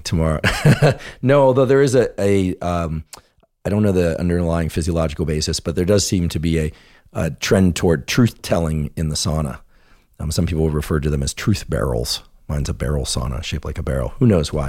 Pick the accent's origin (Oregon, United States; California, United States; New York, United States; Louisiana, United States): California, United States; I grew up in California, and there were a lot of earthquakes